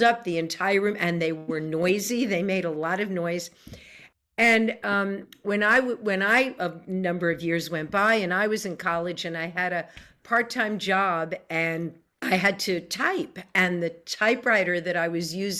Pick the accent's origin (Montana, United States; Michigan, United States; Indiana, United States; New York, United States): New York, United States; I grew up in New York